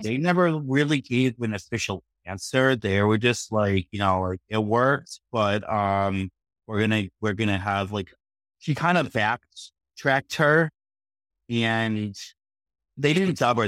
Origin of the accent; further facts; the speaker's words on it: Boston, Massachusetts, United States; I'm from Boston